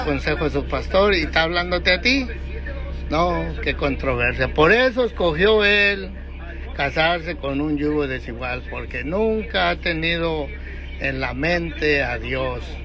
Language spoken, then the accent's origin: Spanish; Tecomán, Colima, Mexico; moved away as an adult; also born or lived in Tijuana, Mexico; now in Utah, United States; Yo soy de Tacomán Colima, originario de allá. Muchos años también viví en Tijuana